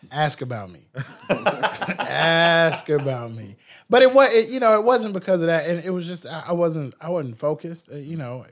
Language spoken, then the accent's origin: English; Nashville, Tennessee, United States; growing up over here, it, because East Nashville was so different back then